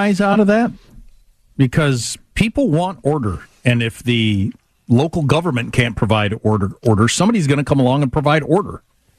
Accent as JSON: {"language": "English", "town": "Scott City", "region": "Kansas", "country": "United States", "moved": "yes", "said": "I'm from Scott City and went to Fort Hays State, the Harvard of the Plains, we call it."}